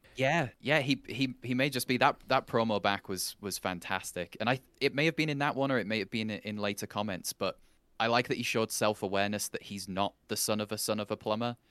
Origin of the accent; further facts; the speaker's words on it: England, United Kingdom; as an Englishman